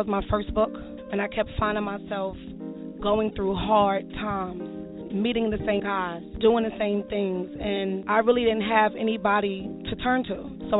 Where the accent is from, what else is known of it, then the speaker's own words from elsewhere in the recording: New York City, New York, United States; I'm from Bedford Stuyvesant, Brooklyn.